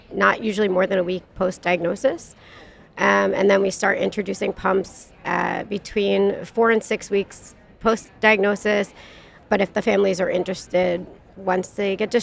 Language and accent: English; New Jersey, United States; I am from New Jersey